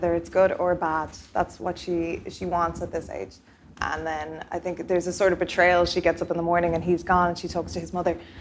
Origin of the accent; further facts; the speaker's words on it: Ireland; I'm Irish